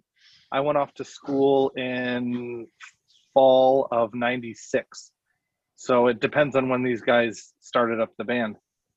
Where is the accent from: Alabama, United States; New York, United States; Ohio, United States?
New York, United States; Newark; moved away as an adult; also born or lived in Buffalo, New York; I grew up in Newark, went to college in Buffalo, did a handful of bands in Buffalo